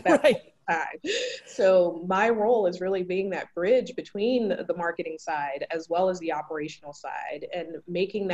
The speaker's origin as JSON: {"language": "English", "town": "Philadelphia", "region": "Pennsylvania", "country": "United States", "tie": "born or raised there", "said": "Born and raised in Philadelphia"}